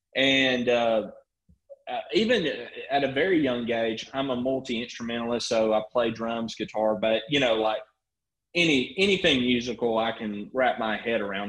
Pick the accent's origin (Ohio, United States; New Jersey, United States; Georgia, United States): Georgia, United States; Rome; I am from Rome, uh, not Italy. Rome, Georgia is where I'm out